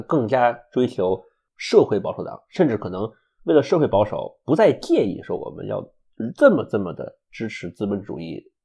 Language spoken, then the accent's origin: Chinese; China; now in United States; 你我都是中国人